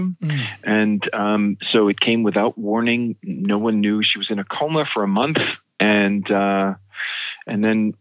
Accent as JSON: {"language": "English", "town": "West Hempstead", "region": "New York", "country": "United States", "tie": "born or raised there", "said": "I grew up in West Hempstead on Long Island"}